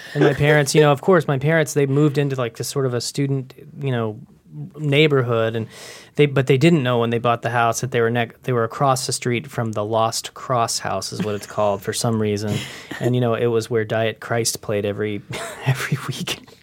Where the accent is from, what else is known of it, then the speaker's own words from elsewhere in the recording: Carbondale, Illinois, United States; moved away; I grew up in Carbondale, Illinois, which is a little town in the, s, in the southern part of Illinois